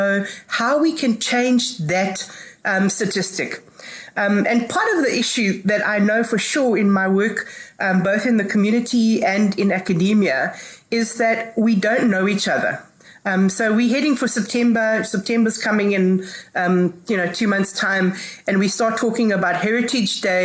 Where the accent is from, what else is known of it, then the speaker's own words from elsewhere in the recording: South Africa; we want to celebrate being South African together